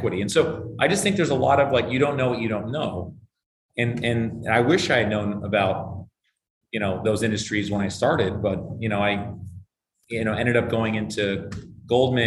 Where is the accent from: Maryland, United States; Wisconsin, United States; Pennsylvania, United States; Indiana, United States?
Maryland, United States; Bethesda; I grew up in Bethesda, Maryland